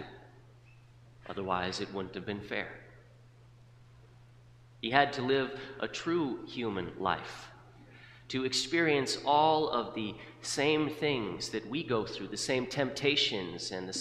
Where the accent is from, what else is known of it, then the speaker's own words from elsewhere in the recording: South Dakota, United States; When I was growing up in South Dakota